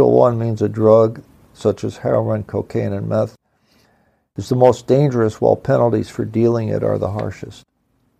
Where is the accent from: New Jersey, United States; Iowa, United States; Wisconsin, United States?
Wisconsin, United States; my home state, Wisconsin